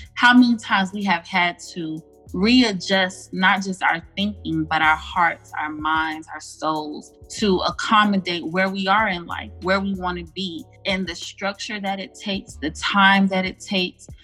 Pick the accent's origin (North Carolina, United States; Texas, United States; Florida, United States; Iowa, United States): Florida, United States; Miami; now in Atlanta, United States; I live in the Atlanta, Georgia area by way of Miami, Florida, born and raised in Dade.